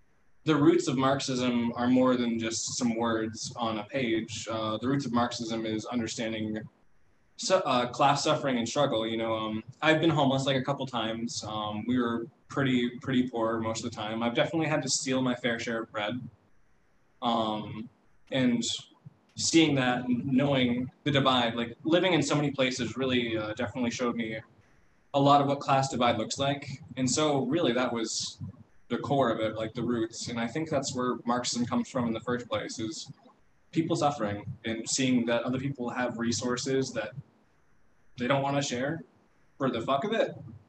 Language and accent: English; Ohio, United States; born there; also born or lived in Florida / California / Indiana / Kentucky; So I was born in Ohio. I've lived in, Florida, California, Indiana, Kentucky, New York, Illinois, Ohio, West Virginia, Minnesota, and here.